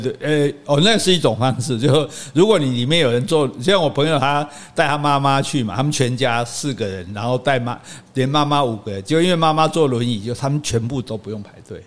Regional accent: Taiwan; 我们台湾人

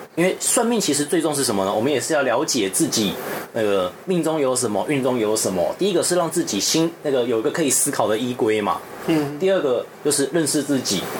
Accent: Taiwan; 我台湾人

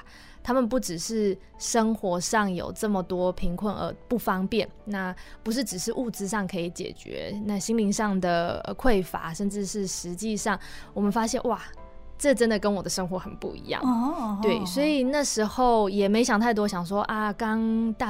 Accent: Taichung, Taiwan; also born or lived in Taipei; 因为我本身是台中人

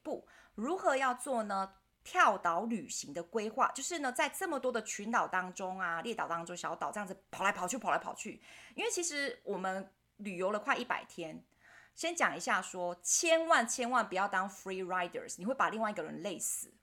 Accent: Taiwan; 我们台湾人

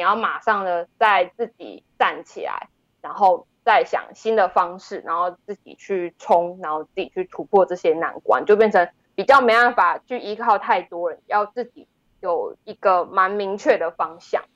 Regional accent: Tainan, Taiwan; moved away as an adult; also born or lived in Taichung; 我其实是在台南长大的，然后是大学的时候才到台中念传播科系

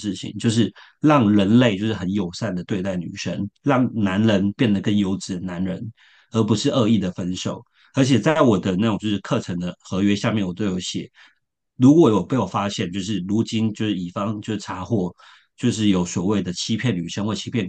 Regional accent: Shenkeng, New Taipei, Taiwan; 我我就是我的家乡就是深坑，就是臭豆腐。

